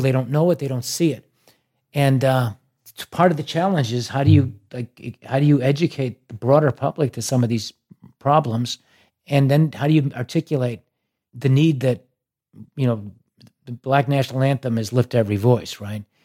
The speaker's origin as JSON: {"language": "English", "town": "Chicago", "region": "Illinois", "country": "United States", "tie": "born or raised there", "said": "growing up in Chicago"}